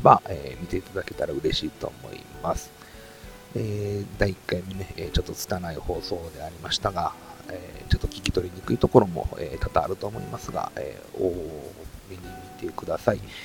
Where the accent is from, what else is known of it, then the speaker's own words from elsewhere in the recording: Kansai, Japan; 僕関西なんですけども